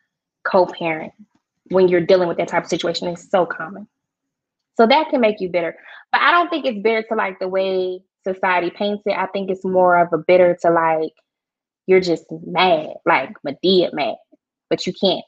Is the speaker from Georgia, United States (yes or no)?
yes; Georgia, United States; I'm a Georgia peach